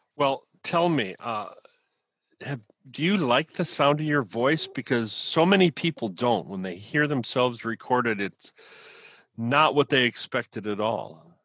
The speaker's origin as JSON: {"language": "English", "region": "Midwest", "country": "United States", "tie": "born or raised there", "said": "I grew up in the Midwest."}